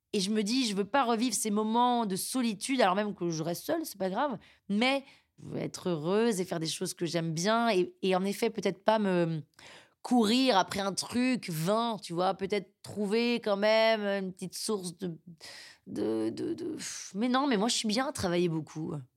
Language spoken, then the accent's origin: French; France